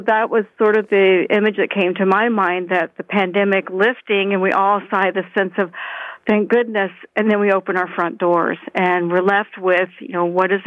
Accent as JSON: {"language": "English", "region": "Florida", "country": "United States", "moved": "yes", "lives_now": "Canada", "said": "I'm originally from Florida"}